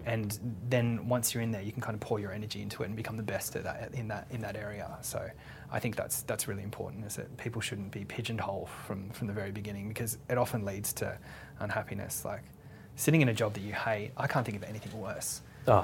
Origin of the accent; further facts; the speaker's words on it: Sydney, New South Wales, Australia; also born or lived in Western Australia; I'm from Western Australia originally, and my dad's in agriculture, so we actually moved and lived in the country for a bit of time as well, and then but Sydney's really kind of my my hometown, so. I went to school there